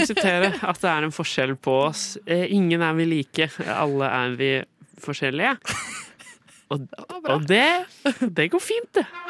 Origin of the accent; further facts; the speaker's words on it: Skien, Vestfold og Telemark, Norway; moved away; var jeg hjemme i Skien og Porsgrunn. Eh, jeg kom jo fra Skien